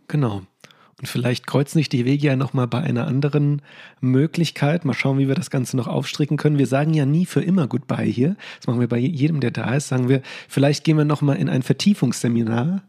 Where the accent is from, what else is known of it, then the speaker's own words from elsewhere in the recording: Limburg an der Lahn, Hesse, Germany; aus meiner Heimatstadt aus Limburg